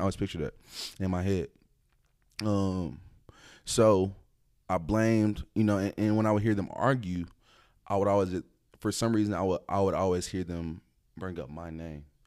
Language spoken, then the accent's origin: English; Dallas, Texas, United States; also born or lived in DeSoto / Duncanville / Oak Cliff / Grand Prairie; I'm from the Dallas area